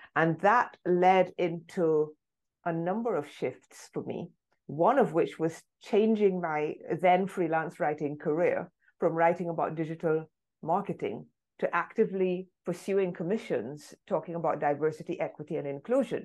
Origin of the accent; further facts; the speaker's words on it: London, United Kingdom; first language English; I was born in London